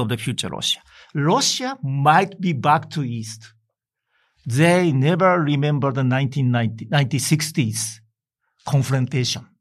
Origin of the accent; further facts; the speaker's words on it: Hokkaido, Japan; I came from Hokkaido, the local areas